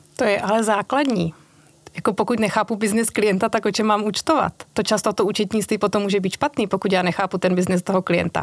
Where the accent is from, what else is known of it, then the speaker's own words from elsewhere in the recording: Moravia, Czechia; moved away as an adult; also born or lived in Brno; now in Prague, Czechia; já pocházím z Moravy, tam jsem si našla manžela Pražáka